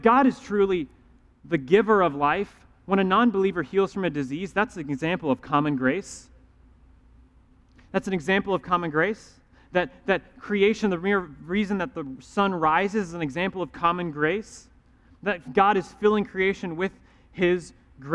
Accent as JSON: {"language": "English", "region": "the Bible Belt", "country": "United States", "tie": "born or raised there", "said": "growing up in the Bible Belt"}